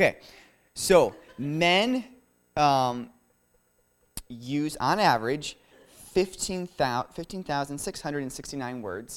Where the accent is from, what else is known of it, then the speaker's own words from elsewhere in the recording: Florida, United States; I'm from Florida